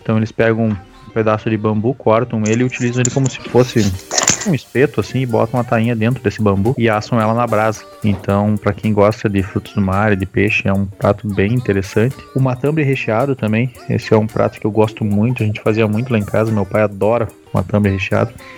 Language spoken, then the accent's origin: Portuguese; Passo Fundo, Rio Grande do Sul, Brazil; Passo Fundo, que é a cidade onde eu nasci